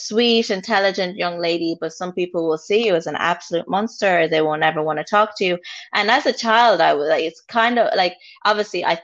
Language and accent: English; Limerick, Munster, Ireland; also born or lived in Rwanda; I grew up in an estate, I grew up in Limerick